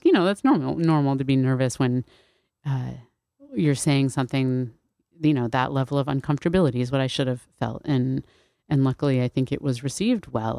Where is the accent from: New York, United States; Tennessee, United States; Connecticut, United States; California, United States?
Connecticut, United States; New Haven; I grew up in New Haven in this very, like, racially mixed, culturally mixed community